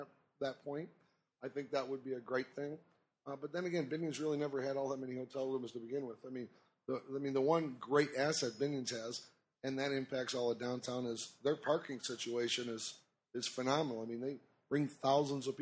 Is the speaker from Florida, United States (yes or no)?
no; Detroit, Michigan, United States; moved away; We're originally from Detroit